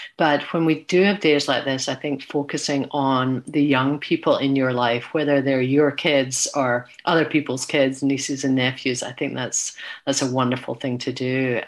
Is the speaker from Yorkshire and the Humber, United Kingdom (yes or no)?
no; Glasgow, Scotland, United Kingdom; moved away; my hometown of Glasgow.